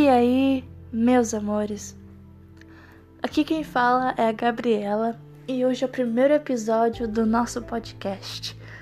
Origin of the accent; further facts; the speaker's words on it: Santiago, Rio Grande do Sul, Brazil; moved away as an adult; now in Uruguaiana, Brazil; Sou natural da cidade de Santiago, Grande do Sul, mas atualmente eu moro em Uruguaiana, no mesmo estado